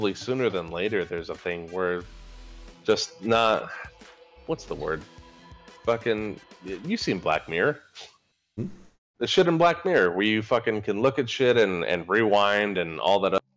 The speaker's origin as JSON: {"language": "English", "region": "Arizona", "country": "United States", "tie": "born or raised there", "said": "born and raised here in Arizona."}